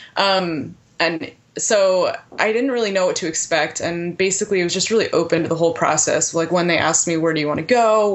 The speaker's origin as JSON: {"language": "English", "region": "Connecticut", "country": "United States", "tie": "born or raised there", "also_born_or_lived": "Rhode Island", "said": "I grew up in Connecticut, went to school in Rhode Island"}